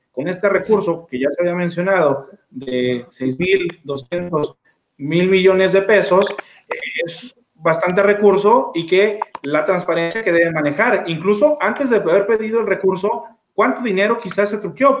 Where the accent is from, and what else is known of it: Mexico